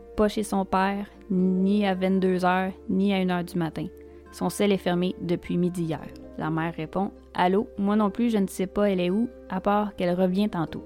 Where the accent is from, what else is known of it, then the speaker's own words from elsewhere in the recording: Quebec, Canada; chez nous, au Québec.